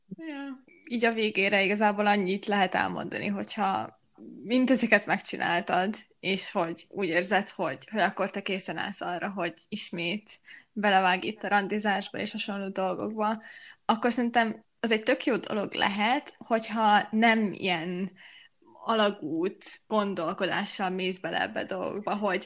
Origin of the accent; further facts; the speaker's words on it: Miskolc, Borsod-Abaúj-Zemplén, Hungary; first language Hungarian; moved away as an adult; now in Budapest, Hungary; amikor Miskolcról Pestre kerültem egyetem miatt